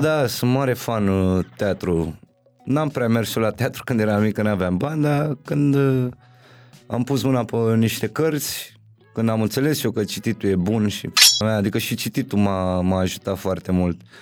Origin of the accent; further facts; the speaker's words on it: Bucharest, Romania; also born or lived in Berceni, Bucharest; eu eram din Titan, cred că încă nu ne mutasem în Berceni